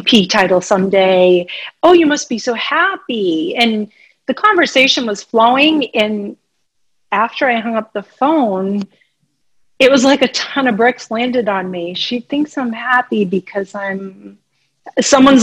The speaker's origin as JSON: {"language": "English", "region": "Massachusetts", "country": "United States", "said": "I'm an East Coast girl. I'm from Massachusetts"}